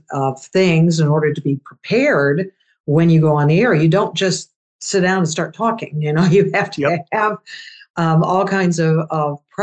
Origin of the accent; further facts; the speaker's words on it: Louisville, Kentucky, United States; moved away as an adult; also born or lived in Iran / Indianapolis, Indiana; Louisville area, Louisville, Kentucky